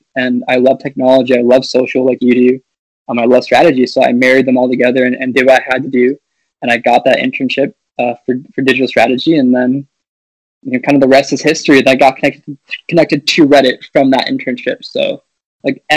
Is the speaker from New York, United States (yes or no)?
no; Minneapolis, Minnesota, United States; moved away as an adult; now in Los Angeles, United States; I was actually born and raised in Minneapolis, Minnesota, so like the land of 10,000 lakes